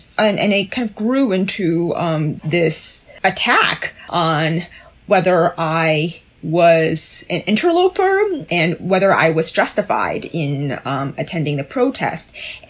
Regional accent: China; born there; as the two of you know, I was born in China

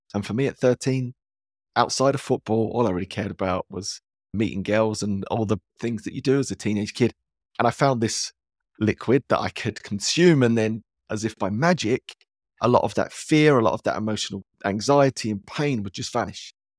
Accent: London, United Kingdom; also born or lived in Dagenham; I grew up in East London, which was very blue

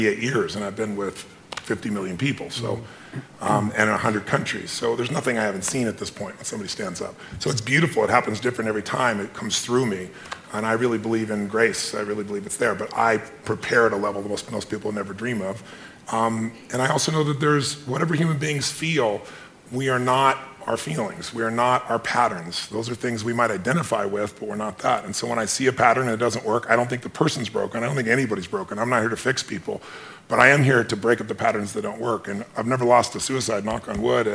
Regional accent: Azusa, California, United States; I was a kid from Azusa who had no certainty

